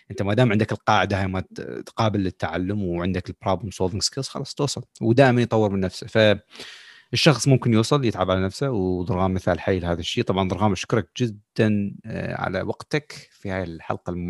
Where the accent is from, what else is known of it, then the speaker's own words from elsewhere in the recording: Iraq; moved away; ما نعتبر يعني هسه جايين من العراق نحن خلينا نقول صار لنا فتره هنا